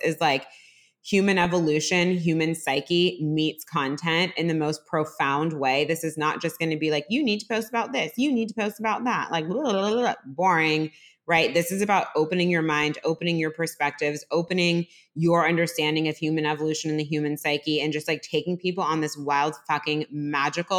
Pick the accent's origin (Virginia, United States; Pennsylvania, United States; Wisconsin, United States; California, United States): California, United States; Piedmont; moved away as an adult; also born or lived in Los Angeles; We grew up together in Piedmont, California